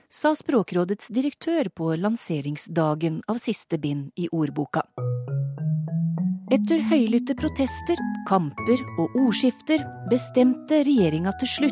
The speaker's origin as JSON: {"language": "Norwegian", "town": "Voss", "region": "Vestland", "country": "Norway", "accent": "Vossamål", "said": "Jeg har Vossamål."}